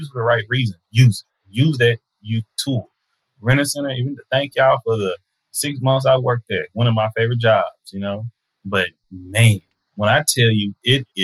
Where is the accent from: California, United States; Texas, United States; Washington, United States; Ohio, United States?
Texas, United States; Tyler; also born or lived in Fort Worth, Texas; In a very racist town in Tyler, Texas. We stayed in the north side of Tyler, Black neighborhood